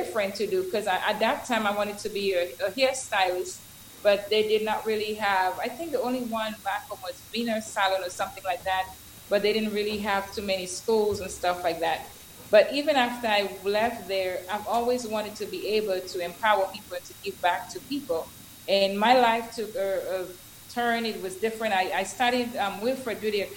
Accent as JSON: {"language": "English", "country": "Dominica", "tie": "born or raised there", "moved": "as an adult", "said": "I am originally from Culibistri in Dominica."}